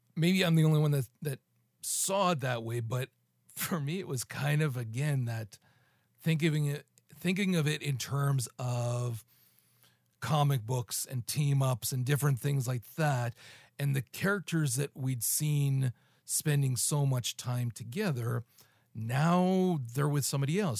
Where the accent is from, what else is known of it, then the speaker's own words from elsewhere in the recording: Canada; I'm fucking Canadian